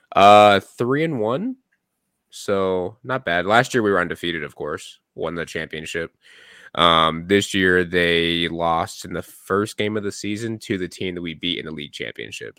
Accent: Gilbert, Arizona, United States; also born or lived in Ahwatukee; I grew up in Gilbert

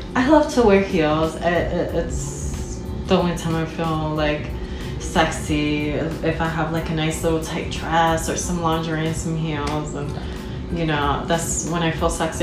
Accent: New York, United States; I was born in New York

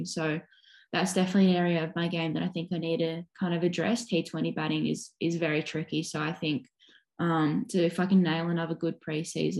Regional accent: Sydney, New South Wales, Australia; moved away as an adult; also born or lived in Western Australia; now in Perth, Australia; I grew up on Bondi in Sydney's East and we did play a lot down there, so always beach.

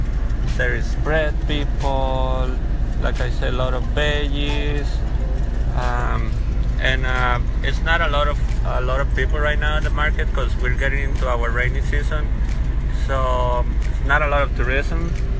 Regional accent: Nosara, Guanacaste, Costa Rica; English is a second language; from Nosara, Costa Rica.

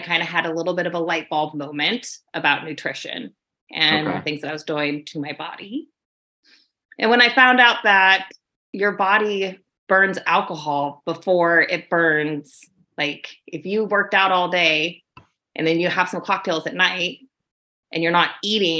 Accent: Alaska, United States; I'm from Alaska.

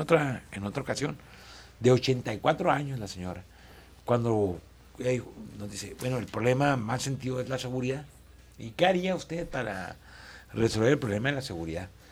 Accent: Chihuahua, Mexico; soy un chihuahuense

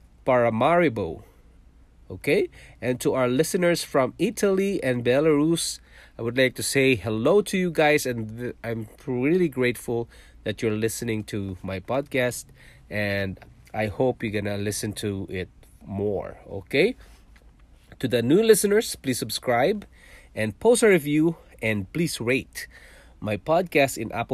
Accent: Philippines; moved away as an adult; also born or lived in Singapore; now in Canada; I was born in Philippines. I'm a Filipino and I worked in Singapore for 5 years, leaving my family behind in Philippines.

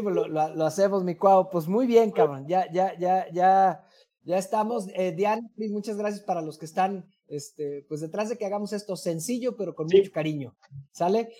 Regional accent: Mexico; como mexicanos

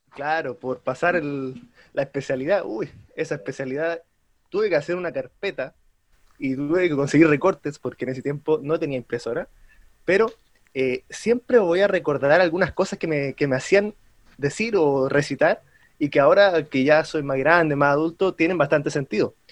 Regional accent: Santiago, Santiago Metropolitan Region, Chile; soy de Santiago

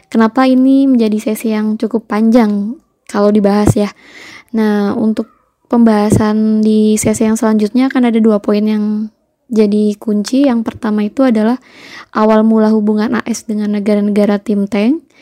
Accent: Java, Indonesia; Beliau sama dengan saya orang Jawa

